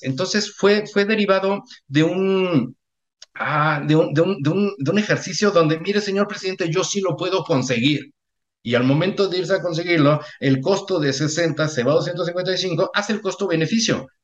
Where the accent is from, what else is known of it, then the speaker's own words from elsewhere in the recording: Mexico; soy mexicano